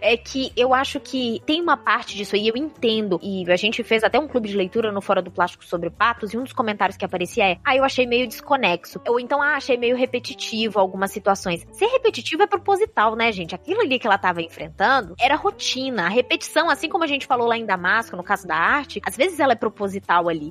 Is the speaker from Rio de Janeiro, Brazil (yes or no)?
no; Minas Gerais, Brazil; do time dos mineiros aqui